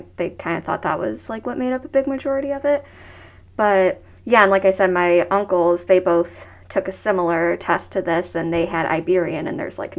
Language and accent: English; United States; I'm not even going to tell people anymore that I'm American. I'm be like, I'm actually British. So they're going to be like, you have an American accent.